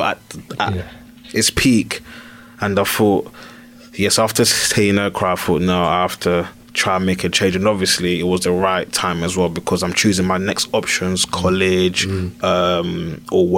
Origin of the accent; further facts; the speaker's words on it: London, United Kingdom; I used to walk down the road in Mitcham and Croydon